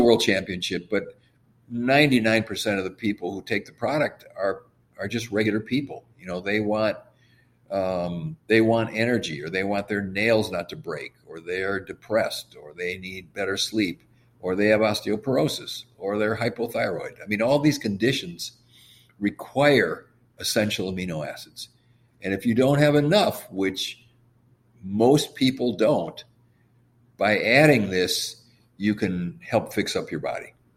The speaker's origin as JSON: {"language": "English", "town": "Madison", "region": "Wisconsin", "country": "United States", "tie": "born or raised there", "said": "I grew up in Madison, Wisconsin."}